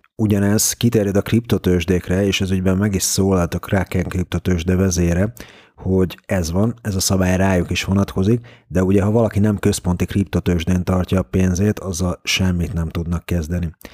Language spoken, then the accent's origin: Hungarian; Hungary; magyarként nehéz volt az orosz piacon kereskedni közvetlenül